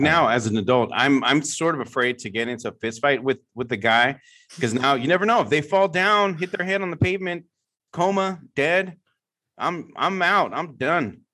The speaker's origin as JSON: {"language": "English", "area": "San Francisco Bay Area", "region": "California", "country": "United States", "tie": "born or raised there", "said": "I'm from the San Francisco Bay Area, obviously, my whole life"}